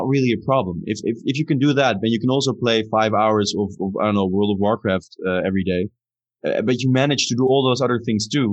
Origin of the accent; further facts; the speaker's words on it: Amsterdam, North Holland, Netherlands; I'm from Amsterdam